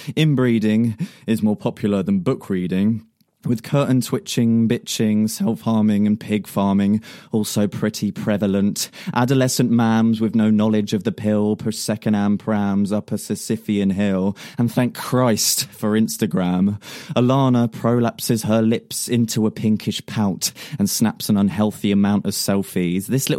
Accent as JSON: {"language": "English", "region": "South East England", "country": "United Kingdom", "tie": "born or raised there", "said": "more love and affinity, although it's not expressed in the poem, towards the Isle of Wight and just my hometown in general."}